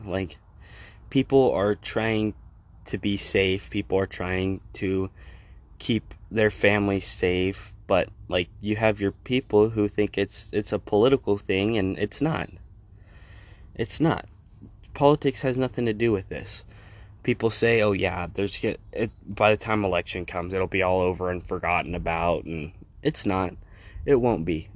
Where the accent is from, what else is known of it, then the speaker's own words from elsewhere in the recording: Colorado, United States; my home state of Colorado